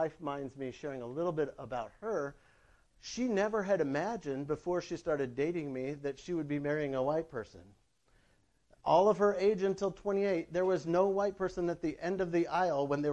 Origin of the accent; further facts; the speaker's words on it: North Dakota, United States; I'm from North Dakota